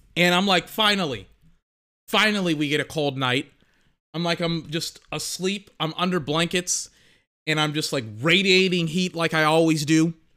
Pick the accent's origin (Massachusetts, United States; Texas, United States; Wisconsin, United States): Texas, United States; I'm from Texas